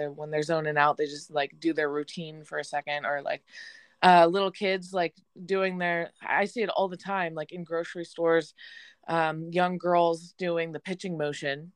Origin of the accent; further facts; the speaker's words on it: Chico, California, United States; I'm from Chico